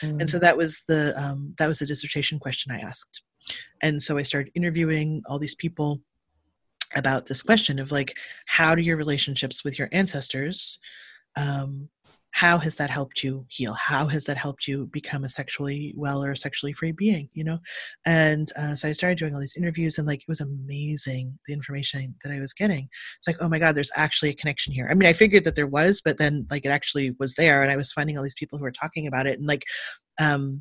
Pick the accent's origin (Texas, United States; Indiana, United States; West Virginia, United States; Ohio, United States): Ohio, United States; Cleveland; now in California, United States; I'm from Cleveland, Ohio, and grew up in the 80s in the punk scene there